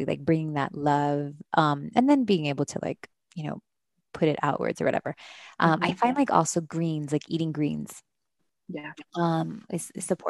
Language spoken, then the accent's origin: English; Miami, Florida, United States; moved away; I'm from Miami, my parents are Caribbean